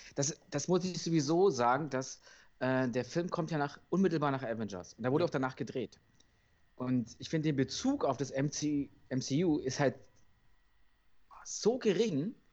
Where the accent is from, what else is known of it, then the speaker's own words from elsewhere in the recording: Berlin, Germany; als Berliner